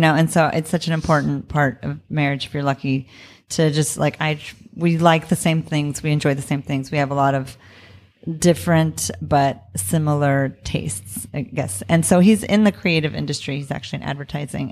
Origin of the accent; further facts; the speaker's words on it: Tucson, Arizona, United States; also born or lived in New York; now in Los Angeles, United States; I'm from Tucson, Arizona, Mexicana from Tucson, Arizona